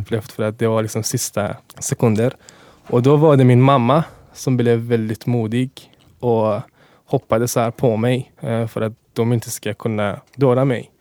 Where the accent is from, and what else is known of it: Afghanistan; born or raised there; first language Dari; Swedish is a second language; now in Sweden